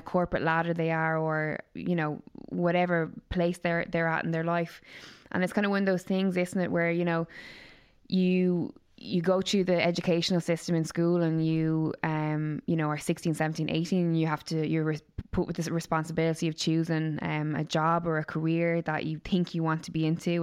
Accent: Waterford, Munster, Ireland; moved away; All the way from Waterford, my hometown

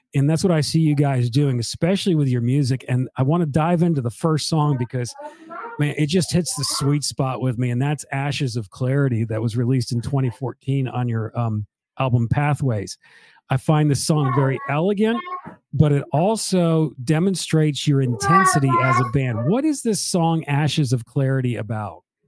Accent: Northeast, United States; moved away; I'm from the Northeast

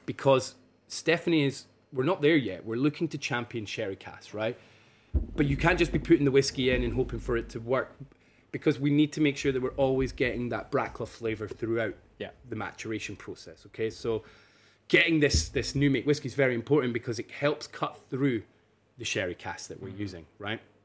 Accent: Burntisland, Scotland, United Kingdom; also born or lived in Edinburgh / Aberdeen; Born and uh, born and raised in Burnt Island

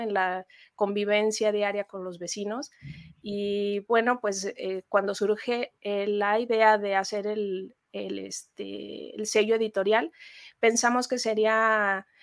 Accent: Mexico; como mexicanos

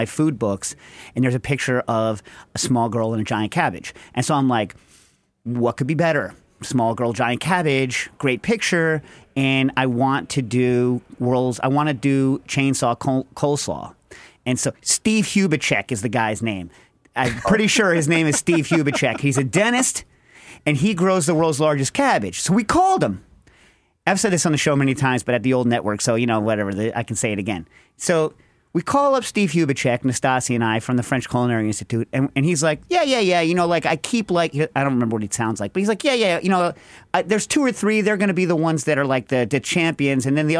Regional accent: United Kingdom; I'm British.

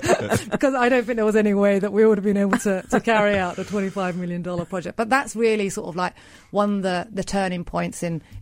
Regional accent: United Kingdom; now in Turkey; So I actually grew up in the UK, as you can tell by my accent. And when I graduated with an economics and politics degree, I wanted to move out to Turkey, back to my homeland

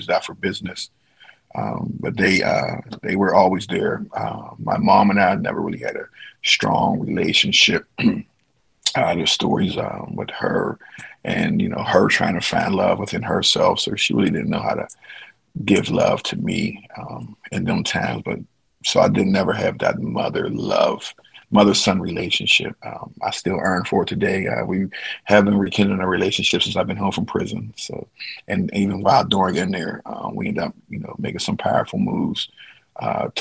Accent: Pittsburgh, Pennsylvania, United States; Born and raised in Pittsburgh, Pennsylvania, the steel city of bridges

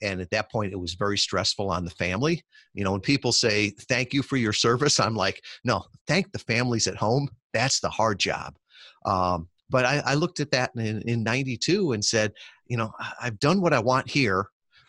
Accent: Midwest, United States; I grew up in the Midwest

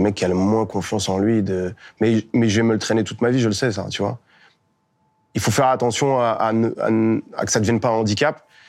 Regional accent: Melun, Île-de-France, France; Donc je deviens dresseur de chiens. chez moi, à Melun

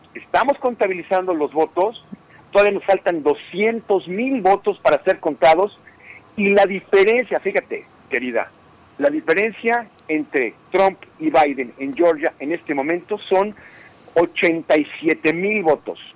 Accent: Mexico; now in United States; nosotros como mexicanos

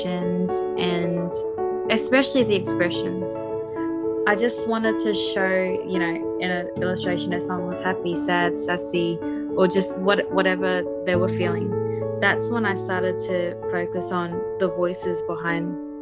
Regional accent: Mackay, Queensland, Australia; moved away as an adult; also born or lived in Wellington, New Zealand; I'm a Miriam Mer and Badu woman who's been born and raised in Yui country, which is in Mackay, so about just a bit north of central Queensland

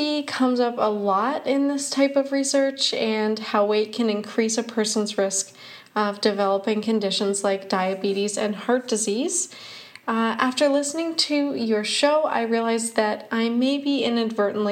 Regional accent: Canada; I'm a Canadian science journalist.

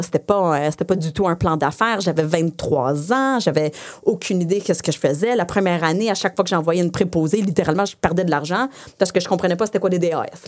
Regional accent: Saint-Bruno-de-Montarville, Quebec, Canada; first language English; French is a second language; je viens de Saint-Bruno. Euh, j'ai fait toute mon école en anglais. Euh, mes parents sont anglophones

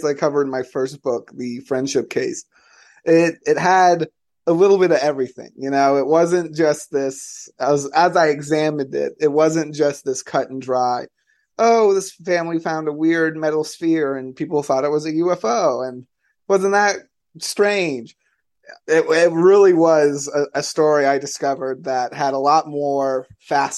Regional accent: Florida, United States; my home state of Florida

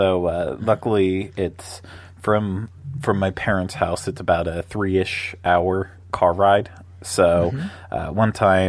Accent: Pennsylvania, United States; now in Florida, United States; Gray, miserable days that I miss from growing up in Pennsylvania.

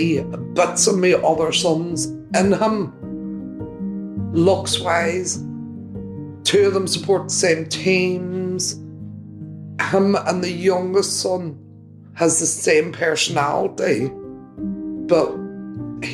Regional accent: Derry, Northern Ireland, United Kingdom; now in England; Derry, my hometown

